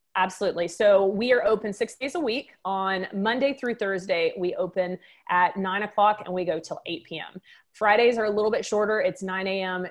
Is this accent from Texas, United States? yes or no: yes; Waco, Texas, United States; moved away as an adult; now in St. Charles, United States; I've got a little bit of an accent. I'm, I'm from Texas.